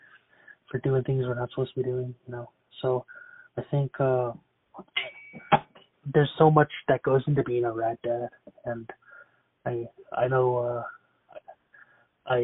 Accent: Siksika Nation, Alberta, Canada; I'm from Siksika Nation, Alberta

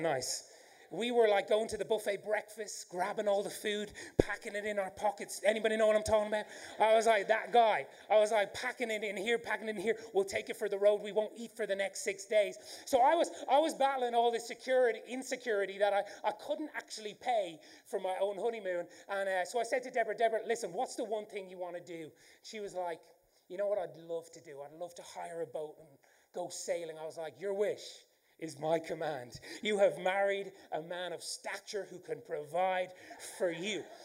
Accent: Ireland; accent: Irish; I do have an Irish accent

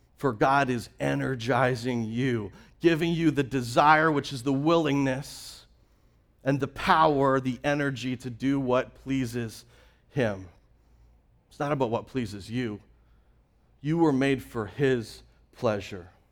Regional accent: Canada; moved away; I'm originally from Canada. I grew up with that same picture i-, in my backyard. I grew up with Rocky Mountains covered in snow.

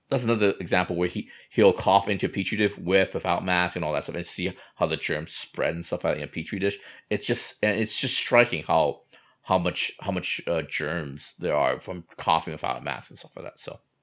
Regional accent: United States; I grew up in America

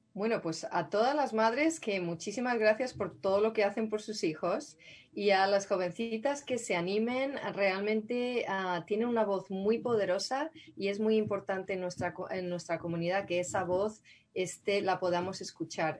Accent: Madrid, Community of Madrid, Spain; moved away as an adult; now in San Rafael, United States; crecí en Madrid, yo nací en Madrid

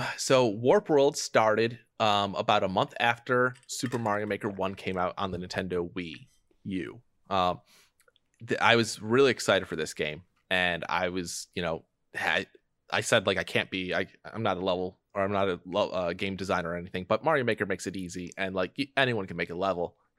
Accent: Detroit, Michigan, United States; moved away as an adult; now in Chicago, United States; I grew up in Detroit.

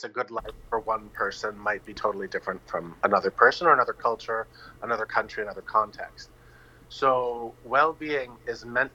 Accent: Northern New Hampshire, United States; moved away as an adult; now in Vanuatu; I'm from the United States. I now have dual citizenship in Vanuatu. And I've been here for almost 20 years now. Vanuatu is home to me, as is Northern New Hampshire.

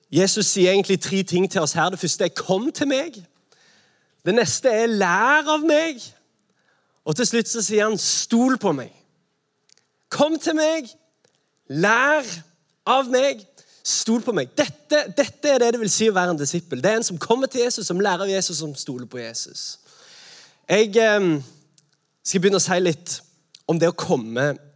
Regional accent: Sandnes, Rogaland, Norway; Jeg er fra Sandnes

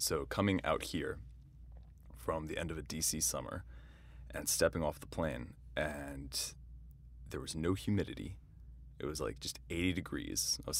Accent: East Coast, United States; growing up on the East Coast, you get seasons.

